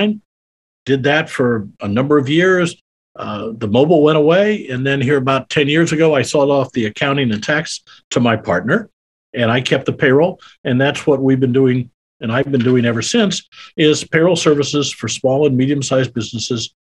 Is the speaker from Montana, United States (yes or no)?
no; Iowa, United States; moved away as an adult; also born or lived in Kansas City; now in Texas, United States; I'm a Midwestern boy. I grew up in Iowa.